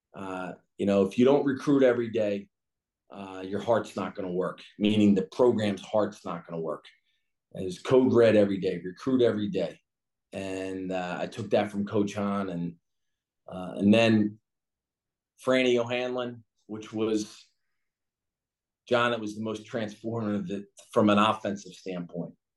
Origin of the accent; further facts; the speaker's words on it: Philadelphia, Pennsylvania, United States; growing up in Philly